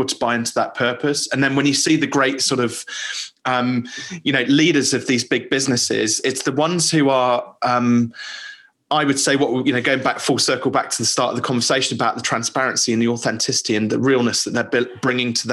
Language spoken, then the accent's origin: English; United Kingdom; I'm obviously native Briton.